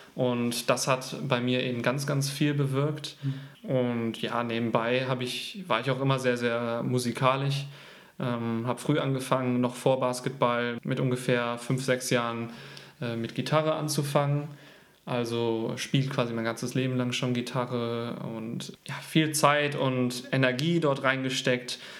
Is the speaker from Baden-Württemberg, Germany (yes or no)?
no; Leverkusen, North Rhine-Westphalia, Germany; also born or lived in Gütersloh / Canada; Ich wurde in Gütersloh geboren und habe dann den, eigentlich meine komplette Kindheit und mein Jugendleben in Leverkusen gewohnt.